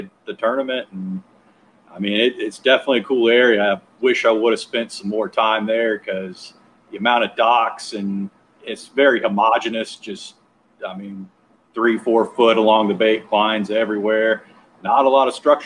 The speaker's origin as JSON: {"language": "English", "town": "Oak Island", "region": "North Carolina", "country": "United States", "said": "I'm from Oak Island, North Carolina, southeastern North Carolina."}